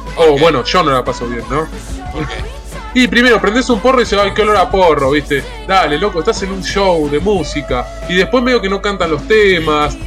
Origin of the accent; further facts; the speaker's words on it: La Plata, Buenos Aires Province, Argentina; yo soy platense